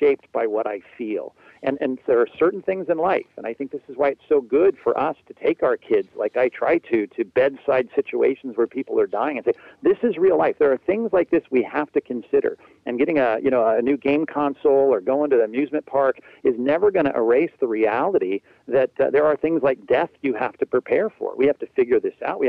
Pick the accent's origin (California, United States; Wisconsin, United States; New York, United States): California, United States; Long Beach; when I was growing up in SoCal, here, sunny SoCal, my wife and I grew up in Long Beach